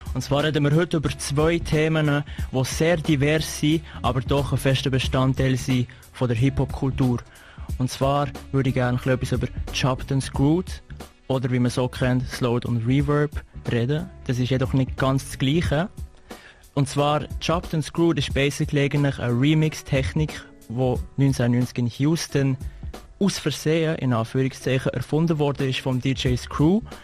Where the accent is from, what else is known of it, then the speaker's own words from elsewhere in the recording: Switzerland; wir als Schweizer